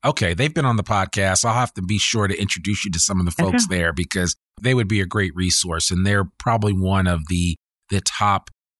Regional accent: Teaneck, New Jersey, United States; he was an art teacher in the public school system that I grew up in Teaneck, New Jersey.

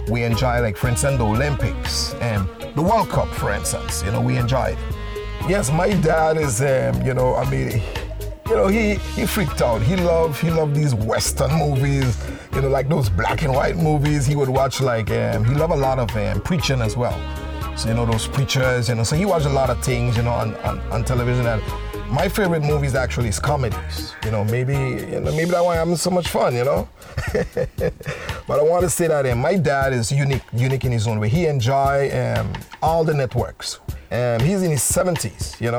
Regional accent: St. Martin; I am from St. Martin and I love my God, this beautiful island.

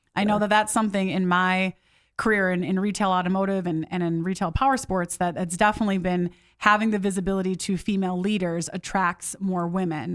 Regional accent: Midwest, United States; moved away; I grew up in the Midwest

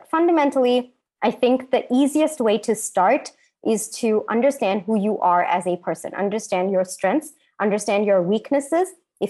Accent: India; especially for me as an Indian woman.

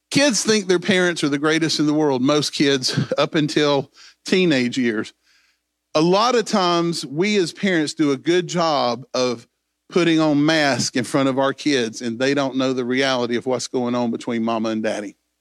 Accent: Greenville, South Carolina, United States; I was born in Greenville, South Carolina

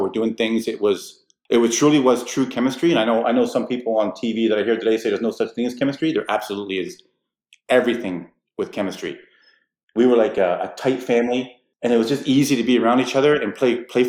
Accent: Toronto, Ontario, Canada; I grew up in government housing at Main and Danforth.

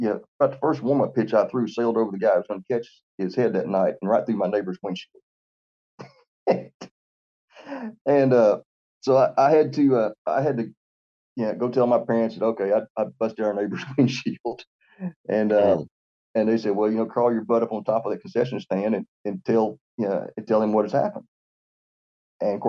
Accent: Lexington, Tennessee, United States; now in Florence, United States; I was born in Lexington, Tennessee

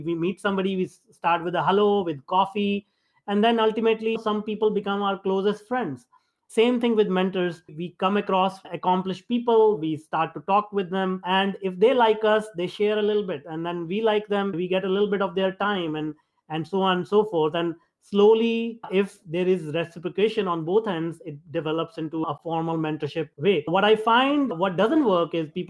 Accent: India; me being an Indian

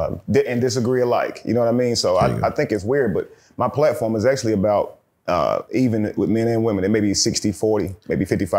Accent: Forest City, North Carolina, United States; I grew up in this really small town. It's about an hour outside of Charlotte, called Rutherford County or Forest City. Real small town, man.

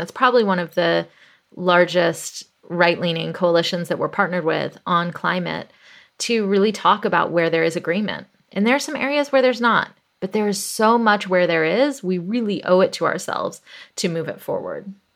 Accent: Atlanta, Georgia, United States; I grew up in the South, in Atlanta, Georgia, in the eighties

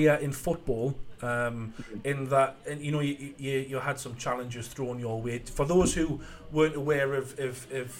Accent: North East England, United Kingdom; you can tell from my accent, I'm from the northeast

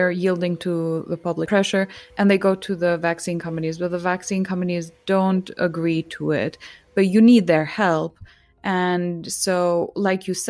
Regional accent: Kosovo; I'm from Kosovo

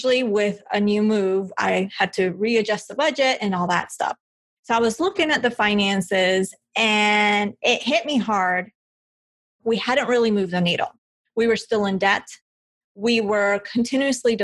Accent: Bogotá, Colombia; now in United States; I'm from Colombia. I was born in Bogota.

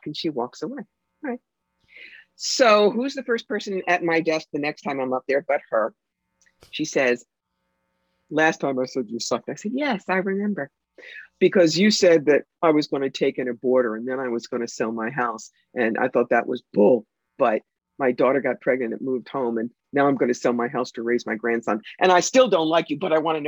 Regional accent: New York City, New York, United States; I'm a New Yorker. I talk fast

